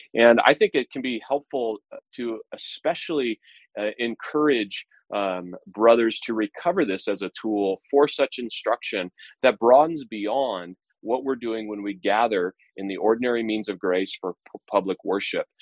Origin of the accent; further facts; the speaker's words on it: United States; Independence Day marks me as an American. That's who I am